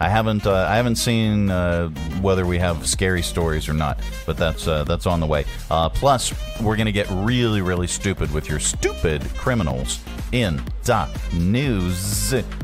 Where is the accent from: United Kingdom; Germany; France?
United Kingdom; Scotland; It does, especially since I'm Scottish.